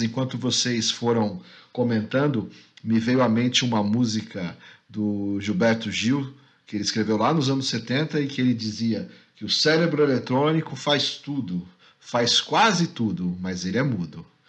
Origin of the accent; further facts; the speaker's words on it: São Paulo, Brazil; eu cresci em São Paulo